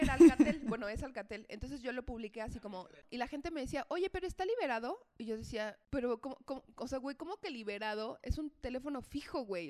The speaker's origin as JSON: {"language": "Spanish", "region": "Mexico City", "country": "Mexico", "also_born_or_lived": "León", "said": "soy de Ciudad de México, pero vivía allá por temas de trabajo"}